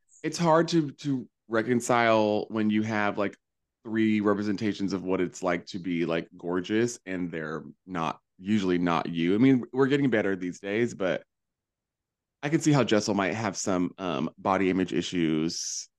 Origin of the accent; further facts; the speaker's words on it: the South, United States; now in Hudson Valley, United States; I'm from the South.